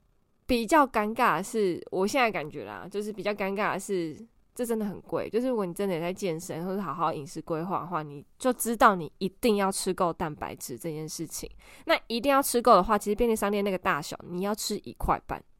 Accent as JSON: {"language": "Chinese", "country": "Taiwan", "said": "我们台湾人还是很喜欢 complain，"}